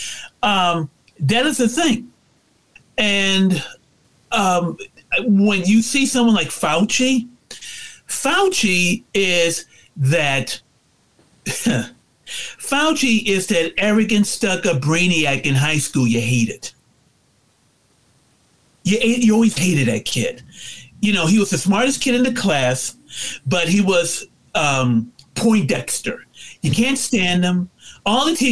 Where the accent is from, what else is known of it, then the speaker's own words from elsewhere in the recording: United States; We are Americans